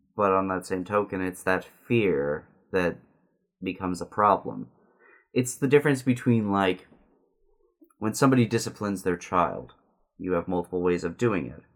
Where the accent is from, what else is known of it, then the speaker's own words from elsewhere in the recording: Southern California, United States; also born or lived in Simi Valley, California; growing up in Southern California